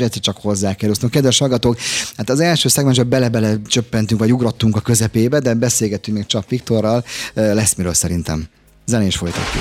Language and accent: Hungarian; Budapest, Hungary; Én egy nagyon városi gyerek vagyok, városban születtem, itt is Zuglóba